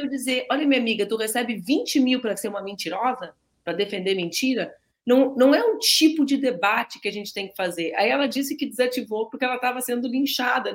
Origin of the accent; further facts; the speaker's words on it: border region of Rio Grande do Sul, Brazil; also born or lived in Porto Alegre; Eu sou do Rio Grande do Sul e sou nascida em Porto Alegre, mas cresci na região da fronteira.